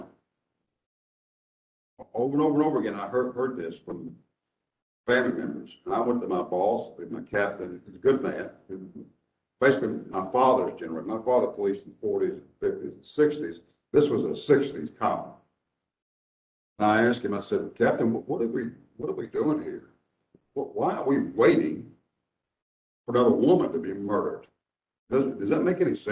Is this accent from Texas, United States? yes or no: yes; Dallas, Texas, United States; now in Nashville, United States; when I was a child growing up in Dallas